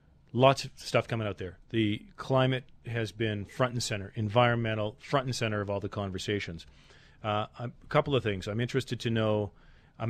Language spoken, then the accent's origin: English; Alberta, Canada; not just as an Albertan, but as a Canadian